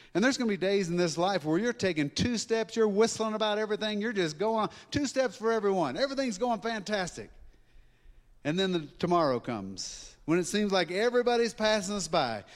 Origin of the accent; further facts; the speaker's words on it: Louisiana, United States; now in Colorado, United States; I'm from Louisiana.